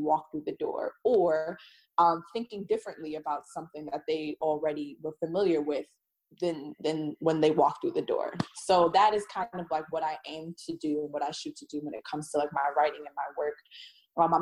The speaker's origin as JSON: {"language": "English", "town": "New York City", "region": "New York", "country": "United States", "tie": "born or raised there", "said": "I am from the Bronx. Born, raised"}